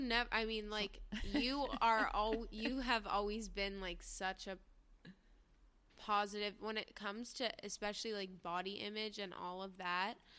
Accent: New York, United States; growing up in New York

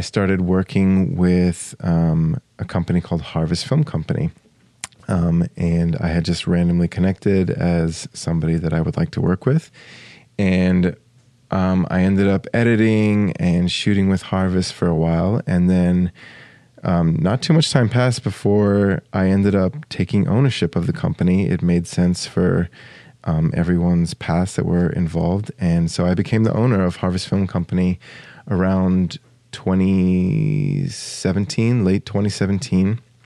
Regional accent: Australia; moved away as an adult; also born or lived in United States; now in St. Paul, United States; my parents moved to Australia when I was two. Uh, and I grew up there. I was there for 19 years and then came back to the States

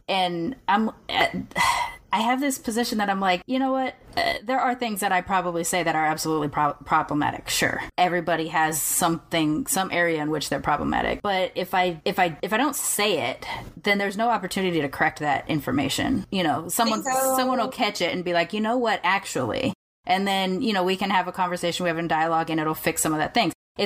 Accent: Long Beach, California, United States; I'm from Long Beach. I grew up in the hood

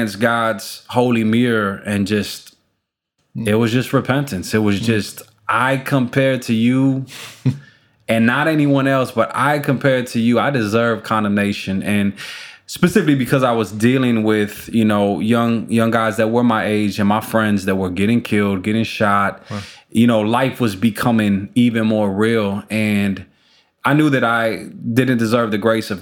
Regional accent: Chicago, Illinois, United States; We're Chicago, Illinois, born and raised, and proud of being a Chicagoan

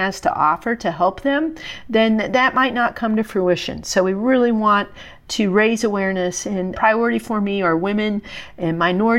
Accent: West Virginia, United States; I'm from West Virginia, so our state food is what I would export.

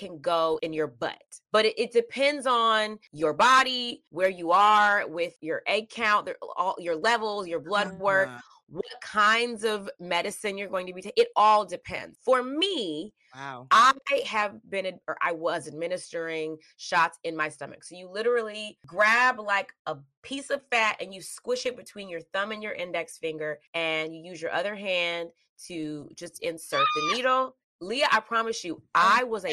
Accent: the South, Georgia, United States; also born or lived in Mississippi; I grew up in the South. I was born in Mississippi. Mm-hmm. I am from Georgia.

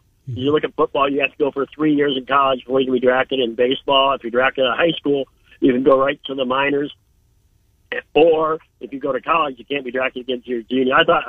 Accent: Minnesota, United States; I'm from Minnesota

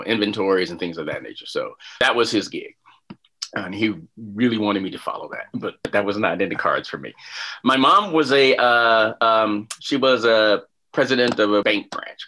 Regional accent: Chicago, Illinois, United States; moved away as an adult; also born or lived in Washington, District of Columbia, United States / Orlando / Houston / Tempe; I grew up in Chicago

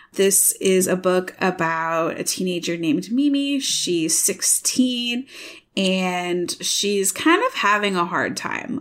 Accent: Michigan, United States; now in Iowa, United States; I'm from Michigan

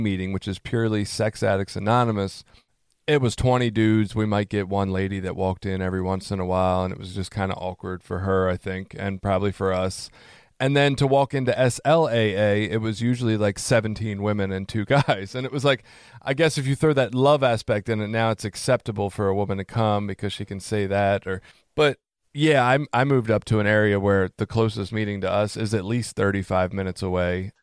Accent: Baltimore, Maryland, United States; moved away; I come from Baltimore originally

